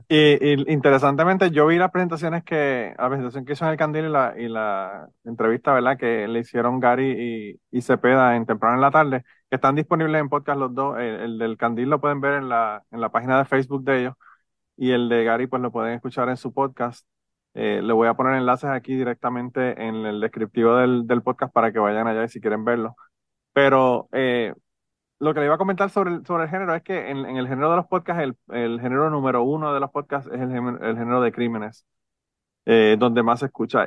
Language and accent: Spanish; Utuado, Puerto Rico; yo soy de Utuado también